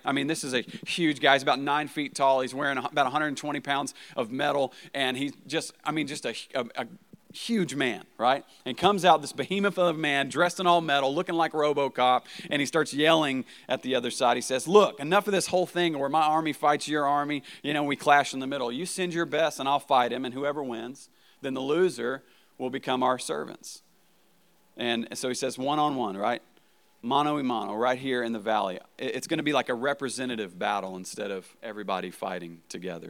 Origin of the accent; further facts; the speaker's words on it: Arkansas, United States; also born or lived in Marshfield, Missouri; I'm from Arkansas